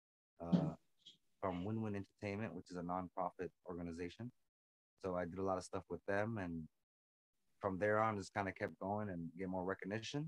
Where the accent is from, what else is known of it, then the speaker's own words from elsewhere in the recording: New York City, New York, United States; first language English; now in Las Vegas, United States; we lived in New York. I was born in Brooklyn, New York